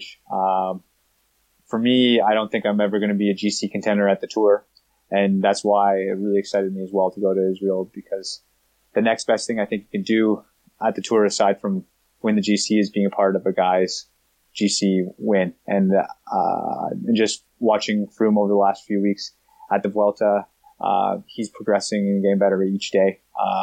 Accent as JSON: {"language": "English", "country": "Canada", "said": "Being Canadian"}